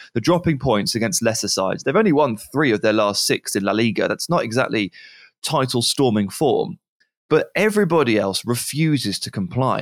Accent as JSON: {"language": "English", "region": "England", "country": "United Kingdom", "said": "I'm English"}